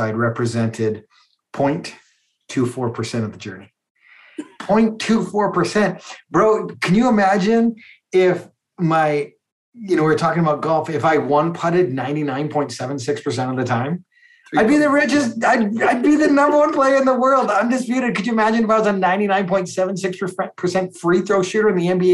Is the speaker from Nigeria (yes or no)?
no; Calgary, Alberta, Canada; I grew up in Calgary, Alberta